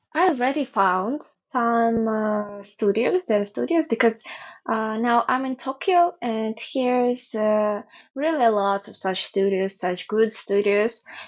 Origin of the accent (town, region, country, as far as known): Ukraine; born or raised there; English is a second language; moved away as an adult; now in Japan